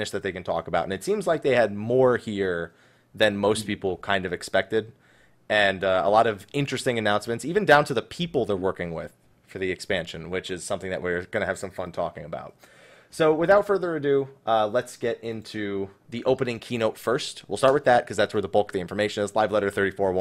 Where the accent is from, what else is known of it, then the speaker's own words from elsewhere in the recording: New Jersey, United States; I'm from New Jersey.